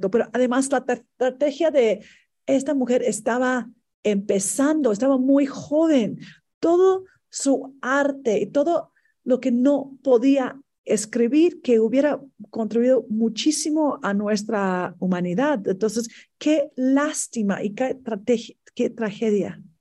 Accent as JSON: {"language": "Spanish", "country": "Mexico", "said": "si nosotros queremos un, un mejor México, tenemos que construirlo nosotros como mexicanos."}